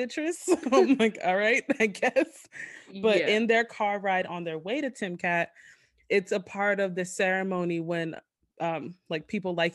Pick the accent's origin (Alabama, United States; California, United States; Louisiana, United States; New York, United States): New York, United States; I'm a New Yorker